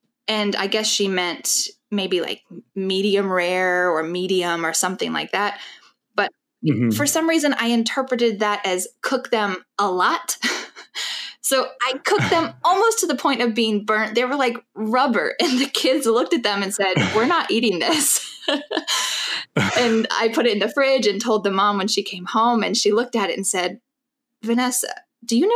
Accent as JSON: {"language": "English", "country": "United States", "also_born_or_lived": "France / South Korea", "said": "I'm from the US"}